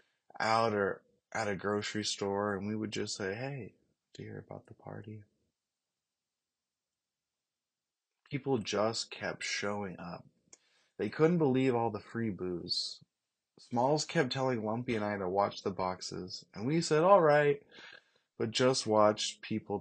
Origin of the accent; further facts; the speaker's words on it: Molalla, Oregon, United States; a sports fucking legend from Malala, Oregon.